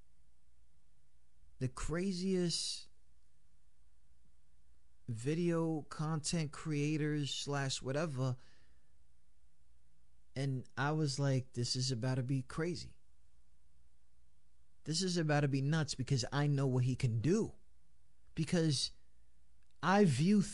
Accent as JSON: {"language": "English", "region": "New York", "country": "United States", "said": "we're from New York"}